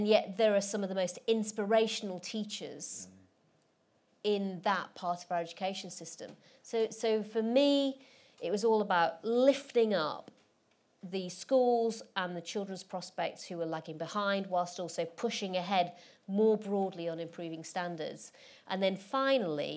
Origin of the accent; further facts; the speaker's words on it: Rotherham, Yorkshire and the Humber, United Kingdom; where I grew up in Rotherham